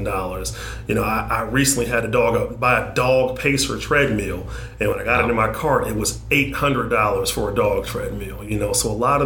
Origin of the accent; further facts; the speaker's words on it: Detroit, Michigan, United States; I grew up in Northwest Detroit